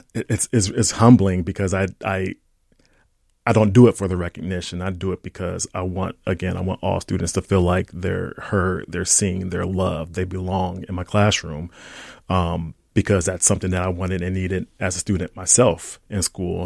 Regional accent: Ohio, United States; now in St. Paul, United States; growing up in Ohio

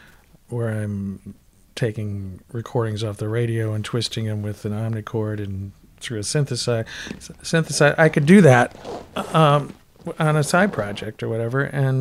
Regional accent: Toledo, Ohio, United States; moved away as an adult; now in Minneapolis, United States; Well, you know, I came to Minneapolis from Toledo, Ohio in 73 to go to college.

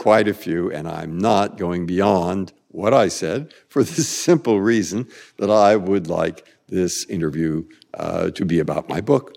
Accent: San Francisco, California, United States; moved away; also born or lived in Boston; I grew up in San Francisco and lived in Boston

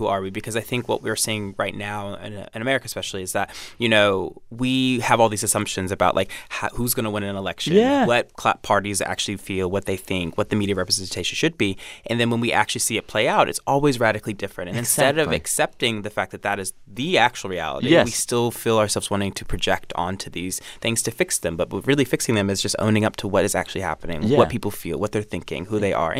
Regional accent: Tennessee, United States; you know, I'm from the South, I'm from Tennessee.

